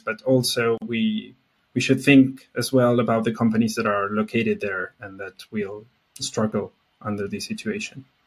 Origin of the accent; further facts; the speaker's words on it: Argentina; I'm from Argentina. Uh, not from Mexico